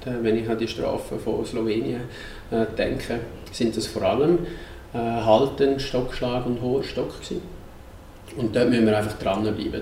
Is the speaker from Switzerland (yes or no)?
yes; Switzerland; bei uns in der Schweiz